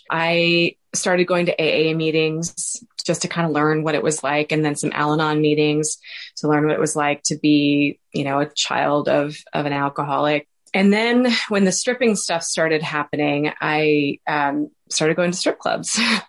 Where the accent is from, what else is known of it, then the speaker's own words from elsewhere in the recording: Washington, Missouri, United States; He was from my hometown. And so I was from a really small town in Washington, Missouri. So that was kind of a big deal.